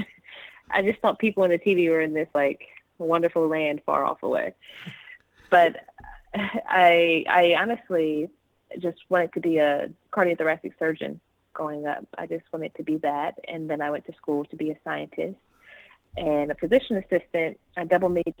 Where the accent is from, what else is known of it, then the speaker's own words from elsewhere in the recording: Seaford, Delaware, United States; now in Los Angeles, United States; I'm originally from Seaford, Delaware.